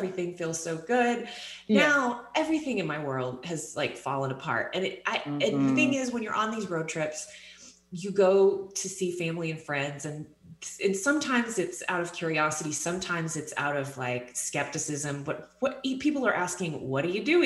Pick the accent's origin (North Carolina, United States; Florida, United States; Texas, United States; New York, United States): Texas, United States; moved away; growing up in Texas